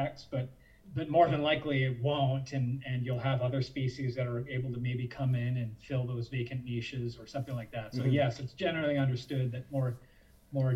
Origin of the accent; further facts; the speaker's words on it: Ottawa, Ontario, Canada; I grew up in Ottawa, where I am right now, and I grew up visiting the Canadian Museum of Nature